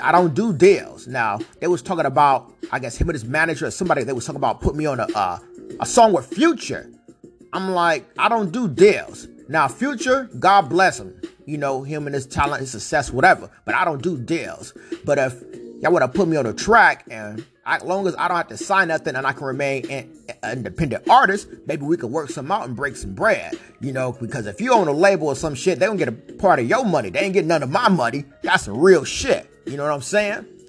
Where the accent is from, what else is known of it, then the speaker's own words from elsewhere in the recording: Vallejo, California, United States; also born or lived in Stockton, California; I was born in Stockton, Cali, grew up in Vallejo